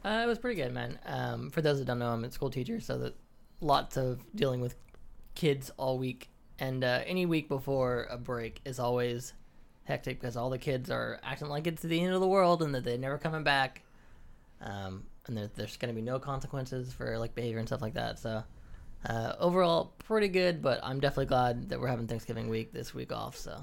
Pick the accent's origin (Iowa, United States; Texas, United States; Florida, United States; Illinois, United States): Texas, United States; Dallas; now in Dallas, United States; I'm from Dallas, and so we're based in Houston